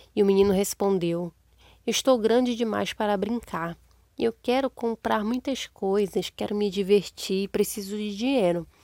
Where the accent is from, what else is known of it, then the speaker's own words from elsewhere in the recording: Amazonas, Brazil; Meu próprio sobrinho é louco por maçã e uva e não é uma fruta daqui da nossa região